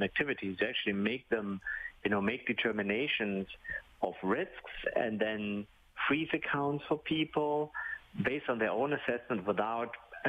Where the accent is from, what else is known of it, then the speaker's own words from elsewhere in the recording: Ontario, Canada; I'm from Ontario